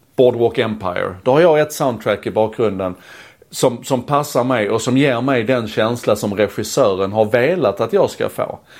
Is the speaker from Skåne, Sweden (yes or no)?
yes; Malmö, Skåne, Sweden; När jag växte upp i Malmö